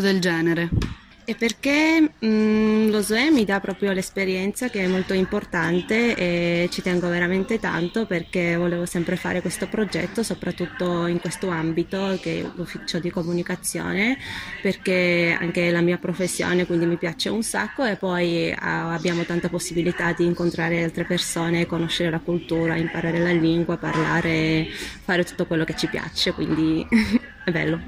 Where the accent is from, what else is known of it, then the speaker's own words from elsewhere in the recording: Georgia; Italian is a second language; moved away as an adult; now in Trento, Italy; io sono georgiana, sono arrivata a Trento a settembre